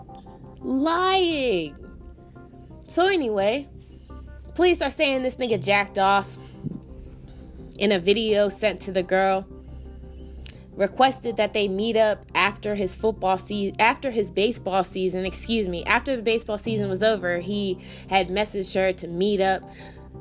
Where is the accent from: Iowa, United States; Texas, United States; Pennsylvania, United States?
Pennsylvania, United States; Pittsburgh; I'm from Pittsburgh.